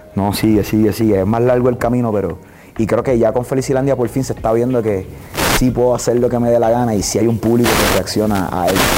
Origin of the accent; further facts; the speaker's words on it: Puerto Rico; soy de Puerto Rico